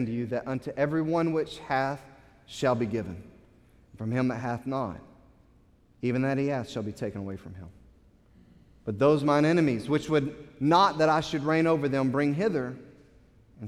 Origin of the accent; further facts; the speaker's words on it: United States; as an American